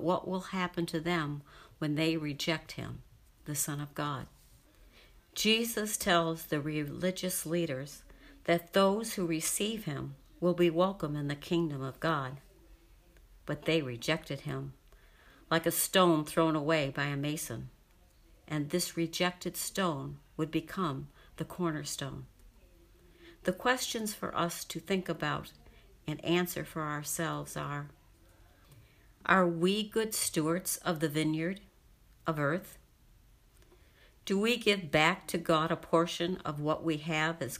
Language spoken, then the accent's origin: English; Rochester, New York, United States; I grew up in Rochester, New York.